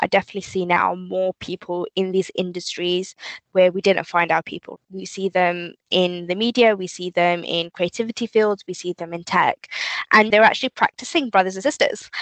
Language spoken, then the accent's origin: English; London, United Kingdom; moved away as an adult; now in near Slough, United Kingdom; Growing up specifically, I think in East London, you go to kind of state schools